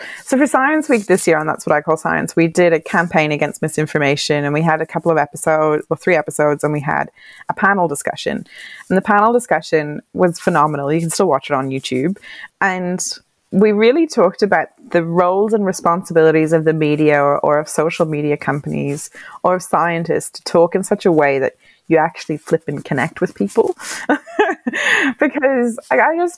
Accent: Ireland; moved away as an adult; also born or lived in Wales; now in Hobart, Australia; I'm from Ireland.

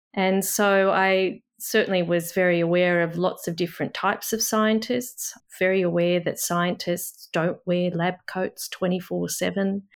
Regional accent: Australia; I'm Australian

